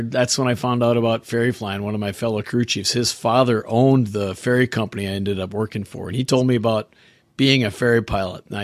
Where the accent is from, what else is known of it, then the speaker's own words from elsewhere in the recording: Minneapolis, Minnesota, United States; I grew up in a suburb just on the north side of Minneapolis, and I'm still not far. I'm in Wisconsin now, but right across the border